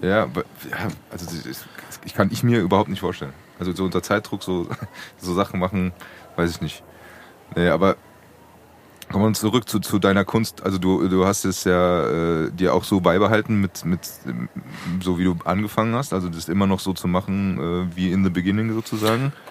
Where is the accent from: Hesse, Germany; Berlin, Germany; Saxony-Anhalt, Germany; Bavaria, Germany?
Hesse, Germany; Frankfurt; als Frankfurter Bub